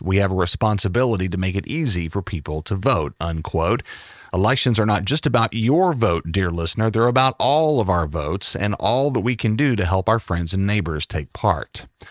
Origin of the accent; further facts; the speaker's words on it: Northeast, United States; moved away as an adult; also born or lived in Texas; I'm from the Northeast